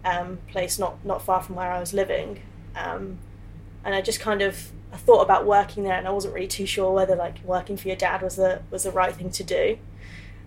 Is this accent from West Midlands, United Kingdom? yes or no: yes; Tamworth, West Midlands, United Kingdom; moved away as an adult; also born or lived in Birmingham; now in London, United Kingdom; So I was born just outside of Birmingham. So I've lived in like Tamworth for pretty much my whole life before moving to London.